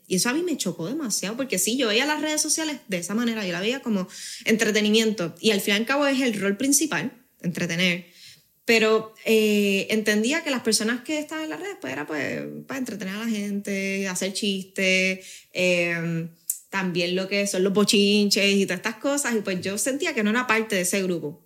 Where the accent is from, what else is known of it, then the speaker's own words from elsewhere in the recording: Puerto Rico; accent: boricua; also born or lived in Spain / Tenerife / Madrid / Badajoz; el haber tenido cierta parte de mi niñez allá y mi adolescencia en Puerto Rico